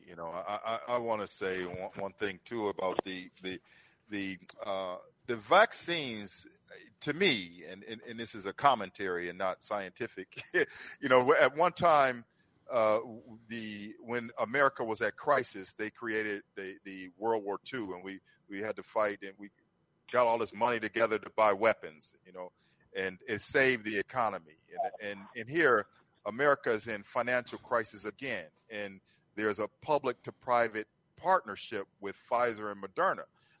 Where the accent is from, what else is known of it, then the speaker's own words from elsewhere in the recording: Ohio, United States; born there; I was born in Ohio.